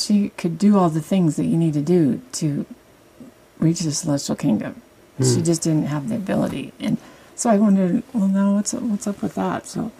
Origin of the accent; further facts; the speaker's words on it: California, United States; also born or lived in Hollywood, California; growing up in California, the Mormon kids in junior high and high school would hang out with each other.